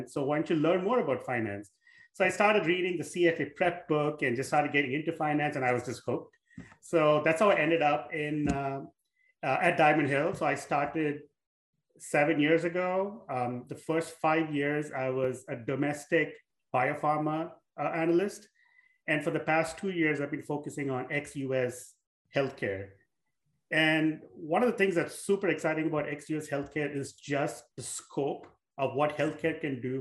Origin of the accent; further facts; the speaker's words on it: India; moved away as an adult; also born or lived in Southeast Asia; now in United States; I grew up in India, I was born in India